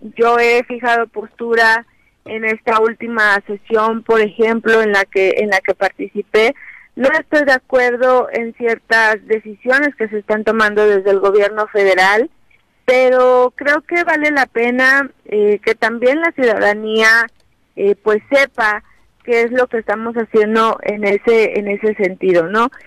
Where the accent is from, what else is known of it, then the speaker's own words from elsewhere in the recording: Morelos, Mexico; estamos viviendo un momento pues muy importante como mexicanas, como mexicanos, como morelenses